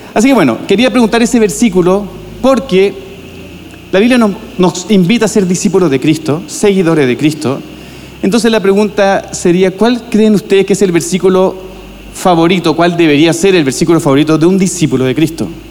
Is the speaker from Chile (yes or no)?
yes; Viña del Mar, Valparaíso, Chile; moved away as an adult; now in Santiago, Chile; En nuestro caso somos de Viña del Mar, de la playa, y nos, fuimos a Santiago de Pastor